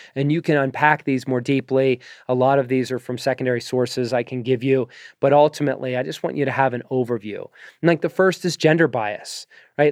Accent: Pittsburgh, Pennsylvania, United States; I am American. I was born in the suburbs of Pittsburgh

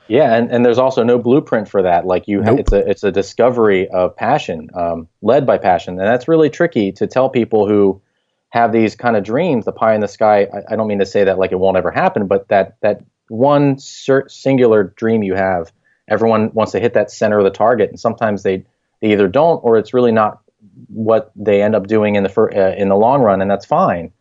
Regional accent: Harrisburg, Pennsylvania, United States; I grew up in Harrisburg, Pennsylvania. That's where I was raised and went to school.

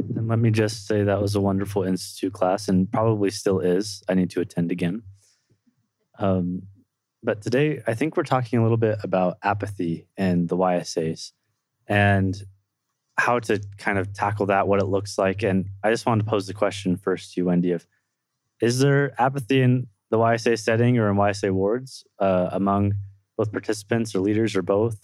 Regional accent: Livermore, California, United States; born or raised there; now in Provo, United States

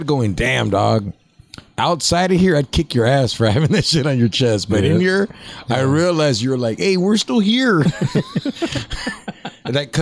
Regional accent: United States; I was born here.

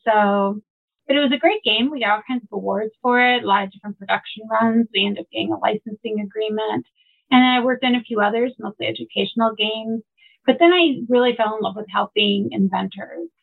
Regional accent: Valparaiso, Indiana, United States; moved away as an adult; now in Chicago, United States; I grew up in Valparaiso, not too far away

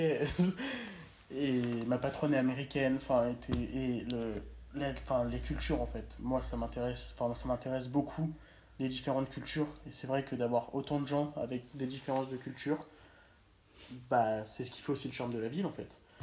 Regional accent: France; moved away; je sois français

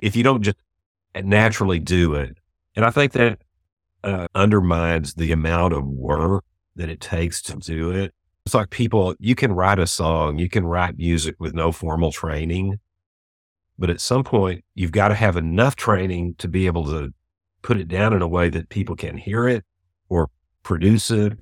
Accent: Houston, Texas, United States; now in Dallas, United States; I was born and raised in Houston

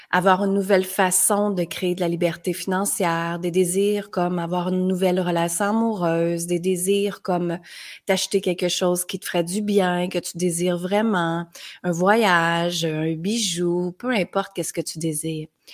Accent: Granby, Quebec, Canada; moved away as an adult; also born or lived in United States; à l'âge de 19 ans, je suis partie de Granby, petite ville.

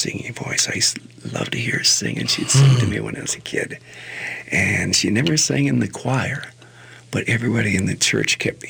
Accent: Minneapolis, Minnesota, United States; I grew up in North Minneapolis, but I also grew up in South Minneapolis.

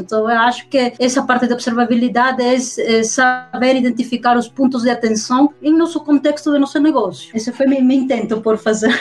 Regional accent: Peru; Portuguese is a second language; moved away; Eu sou originária do Peru, então por isso que eu tenho um pouco de sotaque

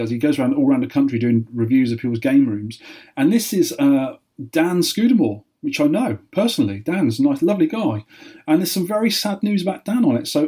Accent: Weymouth, South West England, United Kingdom; there was 12 arcades in Weymouth when I was a kid.

